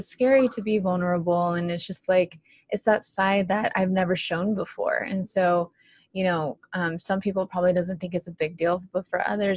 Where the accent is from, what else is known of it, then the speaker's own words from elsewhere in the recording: Orange County, California, United States; born and raised in Orange County, California